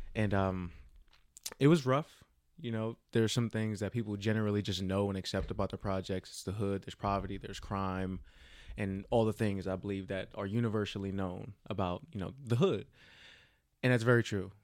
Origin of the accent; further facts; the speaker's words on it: Jersey City, New Jersey, United States; now in Texas, United States; I am born and raised in Jersey City